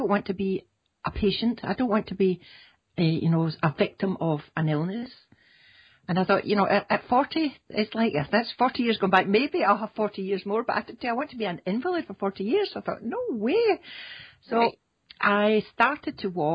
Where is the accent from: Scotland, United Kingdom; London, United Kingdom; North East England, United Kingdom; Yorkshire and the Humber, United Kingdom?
Scotland, United Kingdom; I come from Scotland